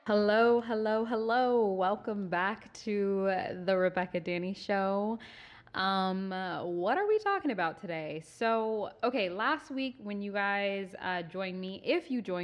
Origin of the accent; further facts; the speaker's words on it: Southern California, United States; moved away as an adult; now in Redding, United States; I'm from the suburbs. I literally grew up like 40 minutes outside the city